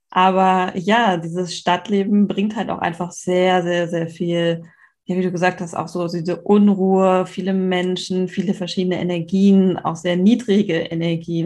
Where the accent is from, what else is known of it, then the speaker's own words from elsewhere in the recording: Hamburg, Germany; ich bin ja selber in Hamburg aufgewachsen